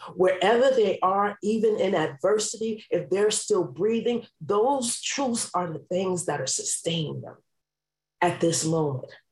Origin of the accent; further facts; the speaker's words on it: New York City, New York, United States; I grew up in New York City